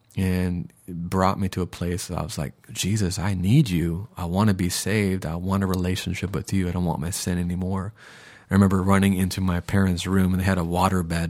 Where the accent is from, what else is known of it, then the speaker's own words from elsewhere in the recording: Minneapolis, Minnesota, United States; now in Sarasota, United States; I was born in Minneapolis in 1983